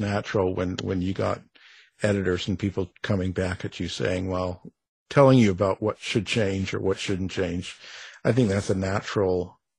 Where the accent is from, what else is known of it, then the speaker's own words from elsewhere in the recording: Canada; Well, I'm Canadian raised, so you know, We're boring.